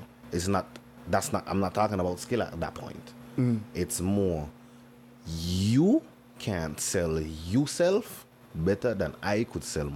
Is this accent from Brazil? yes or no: no; Nevis, St. Kitts & Nevis; I grew up in Nevis.